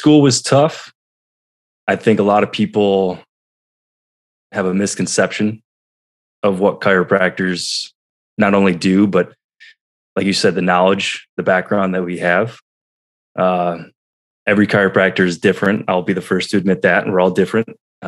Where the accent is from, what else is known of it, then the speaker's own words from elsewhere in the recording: New York, United States; moved away; I was back in my hometown of New York